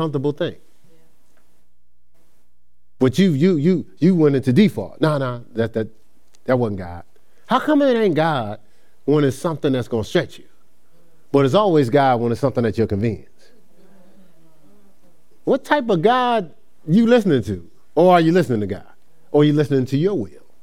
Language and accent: English; Newark, New Jersey, United States; moved away as an adult; also born or lived in Ohio; now in Charlotte, United States; I'm from Newark, New Jersey.